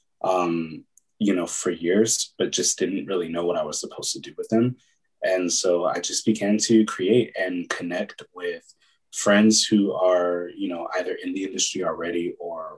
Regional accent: Pasadena, California, United States; also born or lived in Oakland, California / Atlanta; Born in the Bay Area, lived there up in East Oakland until I was about nine, maybe eight or nine. And then we moved down to Pasadena, where my mom's from

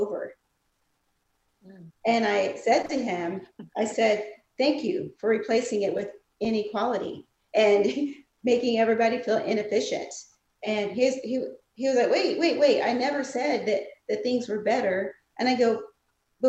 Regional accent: South Carolina, United States; I'm from South Carolina. We learn Black history there

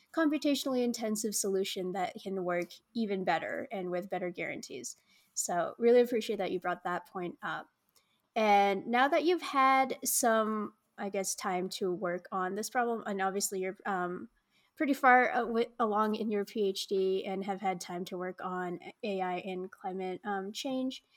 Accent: United States; growing up in American schooling here

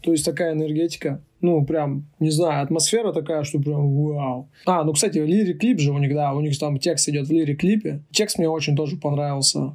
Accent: Urals, Russia; я сам же родом с Урала, то есть с тех мест

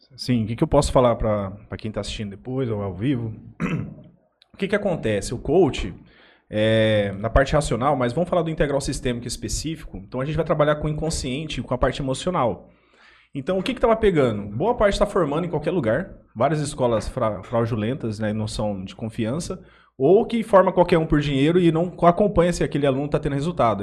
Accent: Jales, São Paulo, Brazil; also born or lived in Aparecida do Taboado; eu sou natural de Jales, né? Fui criado aqui

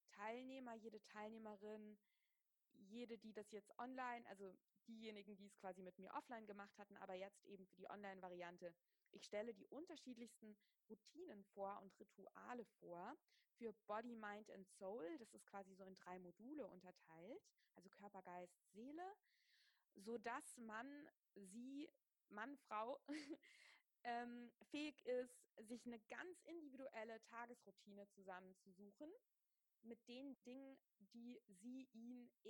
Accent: Wiesbaden, Hesse, Germany; Ich bin aufgewachsen in Wiesbaden, in einer kleinen Stadt. Da war Yoga überhaupt nicht hip

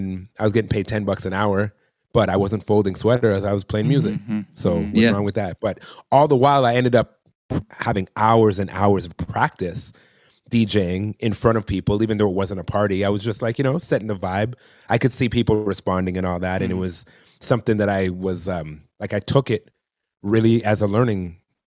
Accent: Toronto, Ontario, Canada; I'm from Toronto

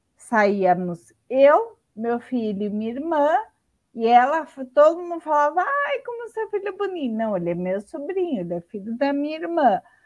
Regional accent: São Paulo, Brazil; Eu sou daqui de São Paulo, capital, tenho 39 anos

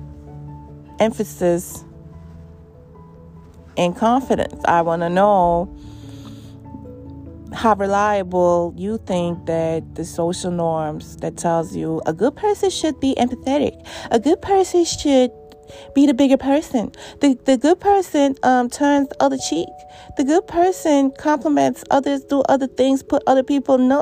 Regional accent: New York City, New York, United States; I give shit to homeless people as a New Yorker every day

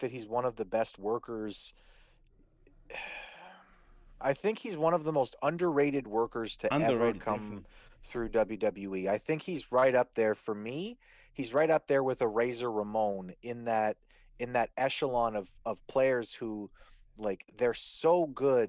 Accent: Canada; being a Canadian

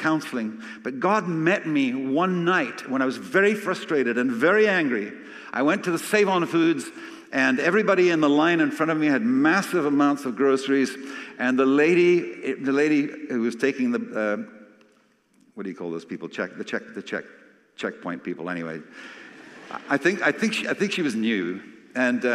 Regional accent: Scotland, United Kingdom; I'm Scottish

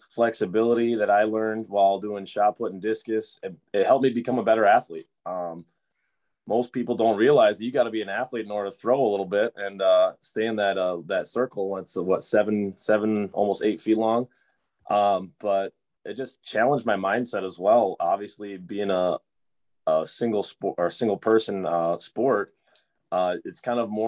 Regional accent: Kimberly, Wisconsin, United States; moved away as an adult; now in Fargo, United States; Born and raised in Kimberly, Wisconsin

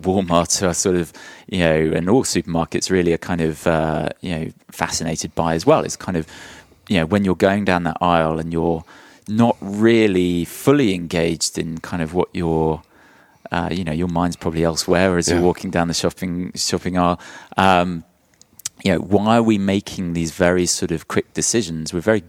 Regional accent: London, United Kingdom; moved away as an adult; also born or lived in South of England; now in Nashville, United States; But I'm a Londoner.

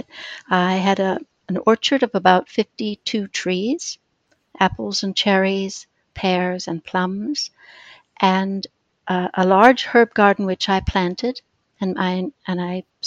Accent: Minneapolis, Minnesota, United States; moved away as an adult; also born or lived in London, United Kingdom; now in United Kingdom; I was born in Minneapolis and lived there for my girlhood

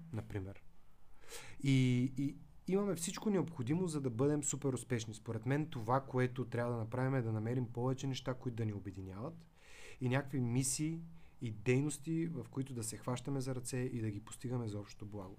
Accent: Veliko Tarnovo, Veliko Tarnovo Province, Bulgaria; moved away; also born or lived in Svishtov / United States; аз съм от Велико Търново

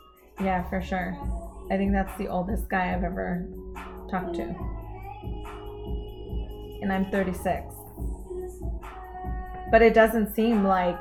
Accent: Los Angeles, California, United States; moved away; My parents and I, well, we grew up in Los Angeles. So my parents went to high school in Los Angeles.

